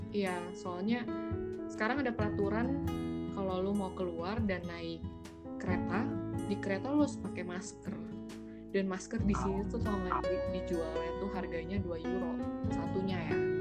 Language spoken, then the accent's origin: Indonesian; Bandar Lampung, Lampung, Indonesia; moved away as an adult; now in Berlin, Germany; gue dari Bandar Lampung sama kayak Andri. Dan gue sekarang posisinya lagi kuliah di negara Jerman, tepatnya di kota Berlin